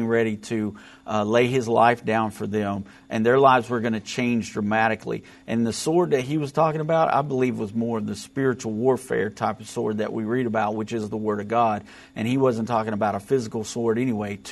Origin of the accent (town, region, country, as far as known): United States